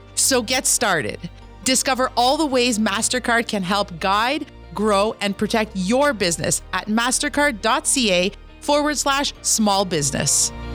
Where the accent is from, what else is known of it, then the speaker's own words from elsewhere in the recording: Kitigan Zibi, Quebec, Canada; now in Ottawa, Canada; I'm an entrepreneur from Kittagon, Zeevi, and Anishinaabe